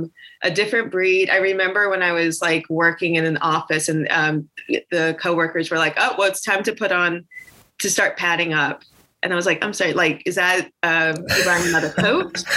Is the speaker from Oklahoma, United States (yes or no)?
no; North Carolina, United States; moved away as an adult; also born or lived in New York City / Chicago; I'm from North Carolina originally. Originally from North Carolina. I've lived a few places. I moved to New York to go to school, New York City. So I lived there for about 12 years.